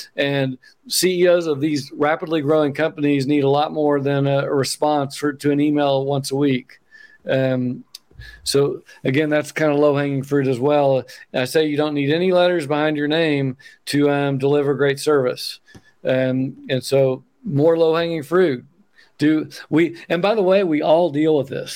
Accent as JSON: {"language": "English", "region": "Oklahoma", "country": "United States", "moved": "as an adult", "lives_now": "Bend, United States", "said": "if you notice my accent, I'm from Oklahoma. I live in Oregon now"}